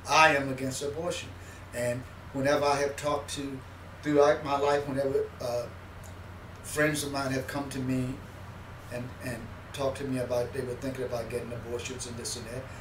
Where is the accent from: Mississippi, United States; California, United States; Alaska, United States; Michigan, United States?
Mississippi, United States; born there; And I, and I put on the thing my actual birthplace, which was Mississippi.